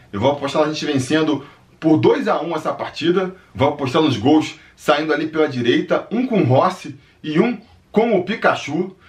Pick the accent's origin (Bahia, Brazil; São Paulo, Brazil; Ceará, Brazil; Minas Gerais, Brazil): Ceará, Brazil; Crato; sou da cidade de Crato, no Ceará